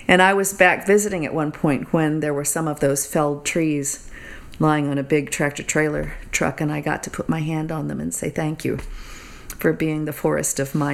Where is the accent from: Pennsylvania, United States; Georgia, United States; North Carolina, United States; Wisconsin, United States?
Georgia, United States; Atlanta; Atlanta, Georgia.